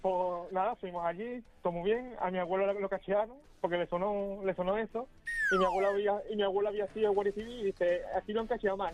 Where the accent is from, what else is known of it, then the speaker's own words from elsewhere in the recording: Rota, Andalusia, Spain; yo soy de otra, de donde estaba la base naval, donde estaban todos los militares